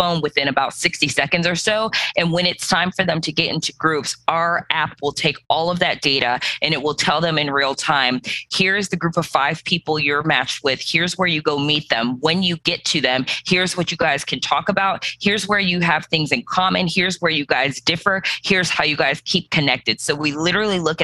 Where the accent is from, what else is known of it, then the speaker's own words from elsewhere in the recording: Cleveland, Ohio, United States; also born or lived in New York City / Nashville, Tennessee / Birmingham; now in Atlanta, United States; originally, I come from Cleveland, Ohio